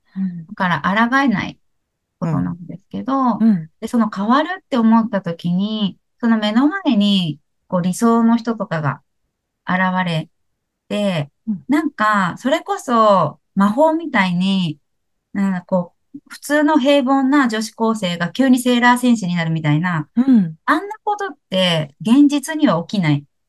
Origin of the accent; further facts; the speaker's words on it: Kansai, Japan; 私関西出身なんで